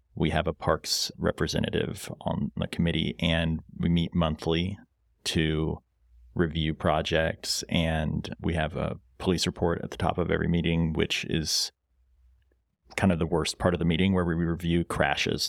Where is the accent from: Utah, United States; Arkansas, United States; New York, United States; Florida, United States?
Arkansas, United States; Fayetteville; I'm also a, a father and a Fayetteville native